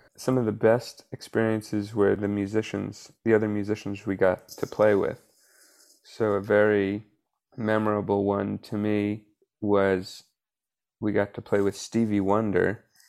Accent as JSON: {"language": "English", "town": "Atlanta", "region": "Georgia", "country": "United States", "tie": "born or raised there", "said": "when I was in elementary school in Atlanta, I went to Atlanta Public Schools"}